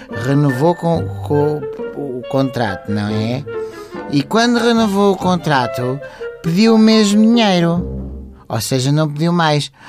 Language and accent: Portuguese; Cacém, Lisbon, Portugal; sou do Cacém. Torço para Portugal.